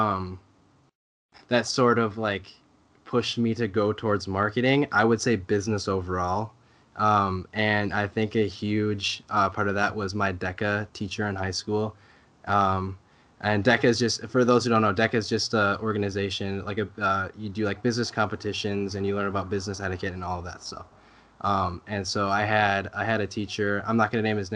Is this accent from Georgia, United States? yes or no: no; Coon Rapids, Minnesota, United States; I grew up in Coon Rapids, Minnesota, which is a little north of the Twin Cities area.